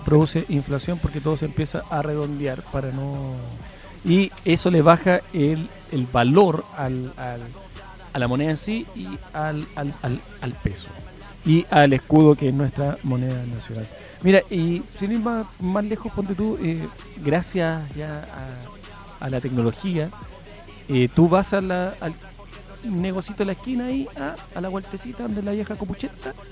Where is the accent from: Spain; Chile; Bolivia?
Chile; todos los chilenos que hemos aportado